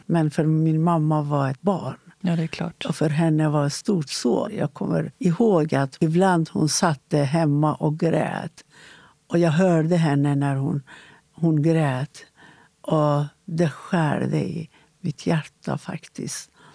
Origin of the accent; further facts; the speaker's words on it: Iran; Swedish is a second language; moved away as an adult; now in Sweden; jag är född i Iran innan islamiska revolutionen